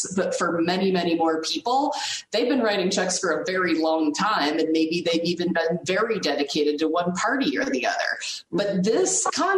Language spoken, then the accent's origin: English; Nebraska, United States; I grew up in Nebraska